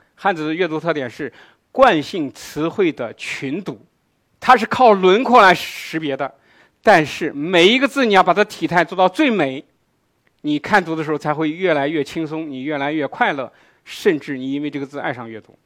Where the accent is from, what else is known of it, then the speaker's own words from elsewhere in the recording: China; 我们中国人